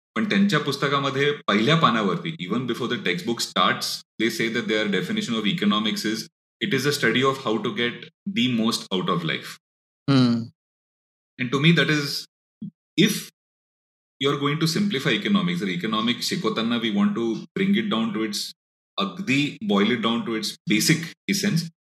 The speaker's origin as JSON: {"language": "Marathi", "town": "Pune", "region": "Maharashtra", "country": "India"}